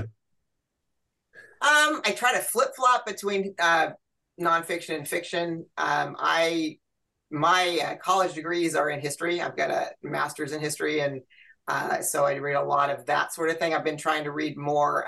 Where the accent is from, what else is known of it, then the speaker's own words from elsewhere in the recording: Santa Cruz, California, United States; moved away as an adult; also born or lived in Fairfield, California; now in Rocklin, United States; I grew up in Santa Cruz